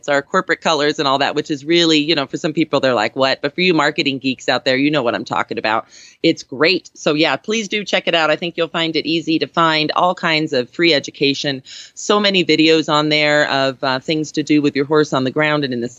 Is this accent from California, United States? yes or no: yes; Southern California, United States; moved away; I'm a Californian. I'm just Southern California